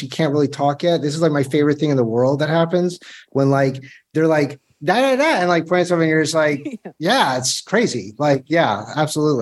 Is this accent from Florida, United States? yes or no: yes; Florida, United States; I'm from Florida